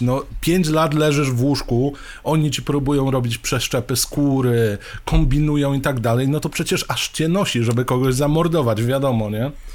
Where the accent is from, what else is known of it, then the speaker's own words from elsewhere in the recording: Poland; wychowywaliśmy się w Polsce